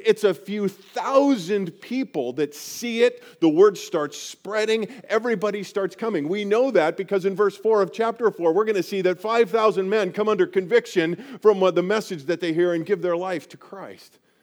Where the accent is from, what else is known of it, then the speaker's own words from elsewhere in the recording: Colorado, United States; I grew up in Colorado and grew up right in the foothills, right at the base of the Rocky Mountains